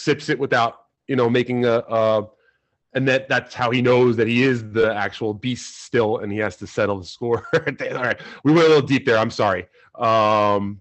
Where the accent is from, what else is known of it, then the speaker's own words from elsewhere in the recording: New Rochelle, New York, United States; I'm from New Rochelle